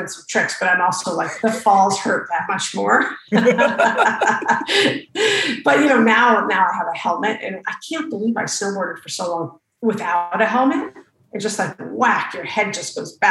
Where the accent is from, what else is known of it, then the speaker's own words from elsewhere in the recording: Santa Fe, New Mexico, United States; I grew up in Santa Fe, New Mexico.